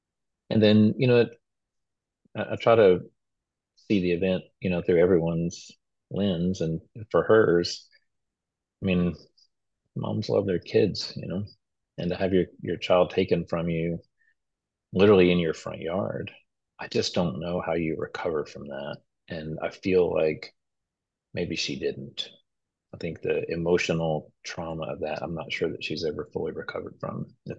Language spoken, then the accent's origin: English; Nacogdoches, Texas, United States; also born or lived in Freeport; So I was born in Freeport, which is just an oil town somewhere on the coast in Texas, which I've never been back. And I was raised in East Texas, specifically like Nacogdoches, Center, kind of that area.